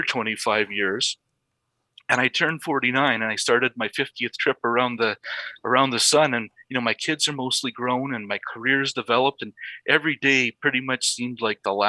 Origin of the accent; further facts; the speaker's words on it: Saskatchewan, Canada; now in Calgary, Canada; I now live in Calgary, Alberta, but I grew up a small town prairie boy in the province of Saskatchewan.